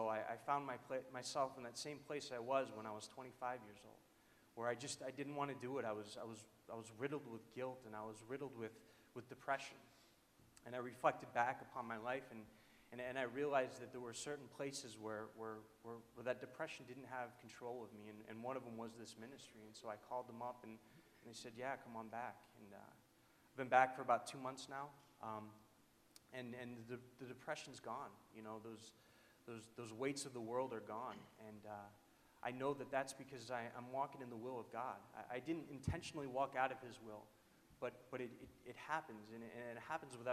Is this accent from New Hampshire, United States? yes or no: yes; New Hampshire, United States; I am from New Hampshire